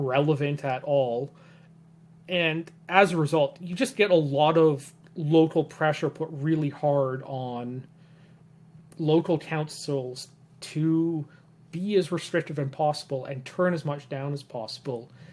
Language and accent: English; Vancouver Island, British Columbia, Canada; moved away as an adult; also born or lived in the Maritimes; now in Vancouver, Canada; I grew up on Vancouver Island